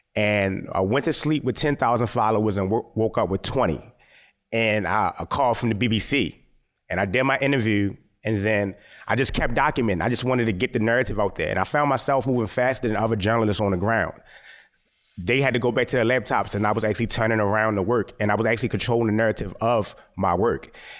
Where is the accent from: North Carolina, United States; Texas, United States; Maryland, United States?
Maryland, United States; Baltimore; I'm a Baltimore based photographer, born and raised.